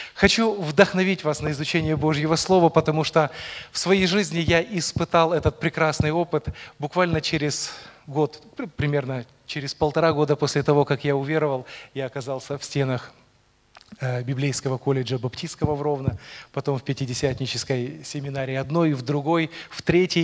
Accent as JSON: {"language": "Russian", "region": "Rivne Oblast", "country": "Ukraine", "tie": "born or raised there", "moved": "as an adult", "lives_now": "Poltava, Ukraine", "said": "родился, вырос я в совершенно другом конце Украины, родом я из Ровенской области"}